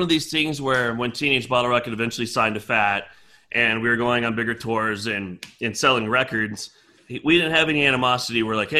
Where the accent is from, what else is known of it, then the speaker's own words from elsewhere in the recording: Laramie, Wyoming, United States; we're not limited by being from Laramie, Wyoming.